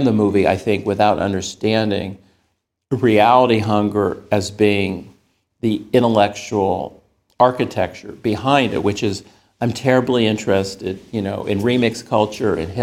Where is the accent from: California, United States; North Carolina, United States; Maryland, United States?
California, United States; the Bay Area; I grew up in the Bay Area